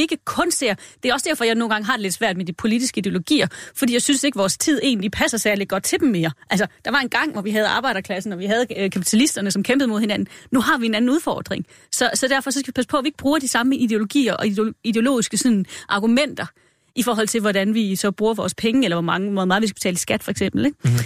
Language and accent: Danish; Denmark; vi er ikke villige som danskere